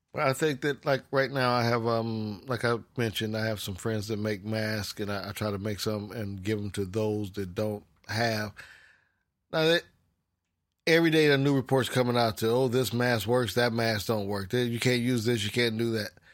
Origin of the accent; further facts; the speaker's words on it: United States; being American, we, we kind of slack off a little bit